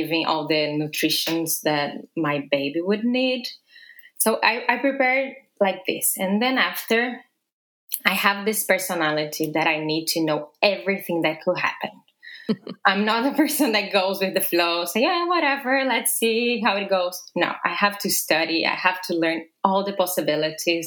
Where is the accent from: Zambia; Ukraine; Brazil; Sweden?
Brazil; also born or lived in Italy / Paris / London / Japan; now in New York, United States; So I'm Brazilian. I was born and raised in Brazil.